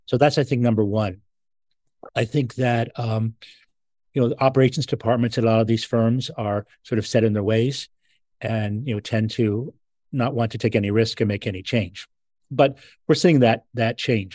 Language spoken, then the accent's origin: English; Philadelphia, Pennsylvania, United States; I'm from Philadelphia